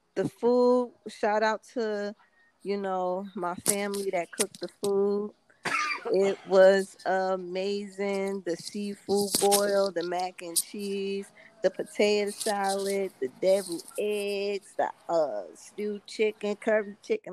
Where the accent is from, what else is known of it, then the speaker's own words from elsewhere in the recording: Nigeria; African and being Nigerian